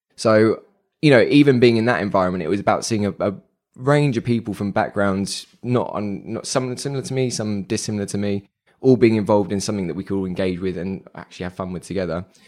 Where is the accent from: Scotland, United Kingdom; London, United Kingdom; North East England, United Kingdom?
London, United Kingdom; being a Londoner